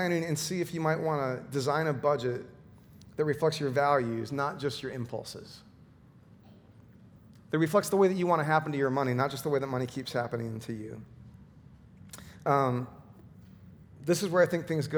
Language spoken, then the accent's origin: English; Midwest, United States; I grew up in the Midwest